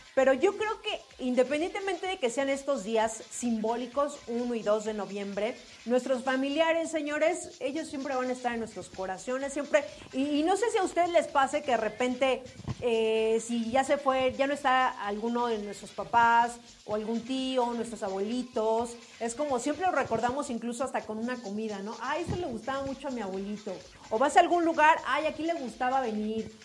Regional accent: Mexico

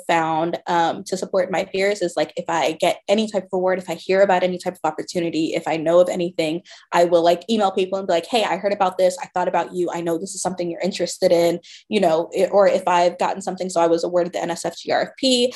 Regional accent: Georgia, United States; I grew up in Georgia

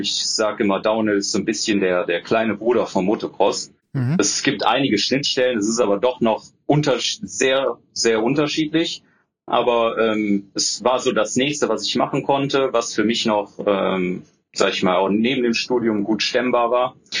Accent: Düsseldorf, North Rhine-Westphalia, Germany; also born or lived in Bochum; bin dann wieder zurück in meine Heimatstadt nach Düsseldorf gezogen.

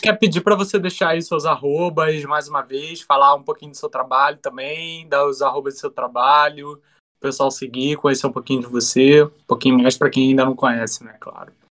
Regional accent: Brazil; para gente como brasileiro

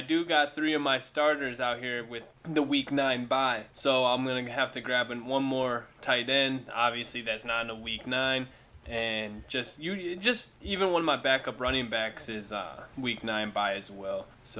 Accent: Cleveland, Ohio, United States; now in Texas, United States; I'm originally from Cleveland. I live down here in Texas now

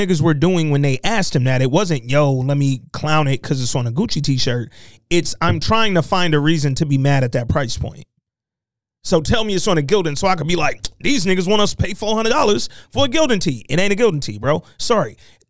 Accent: Detroit, Michigan, United States; I done sat with y'all. I'm from Detroit, my nigga.

